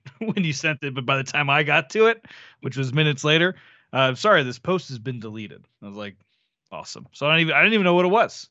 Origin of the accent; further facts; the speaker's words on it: Florida, United States; I was born in Florida